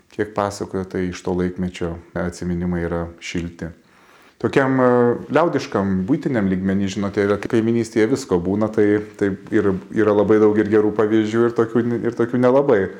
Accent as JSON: {"language": "Lithuanian", "town": "Tauragė", "region": "Tauragė County", "country": "Lithuania", "tie": "born or raised there", "said": "mano gimtajame mieste, mano parapijoje Tauragėje"}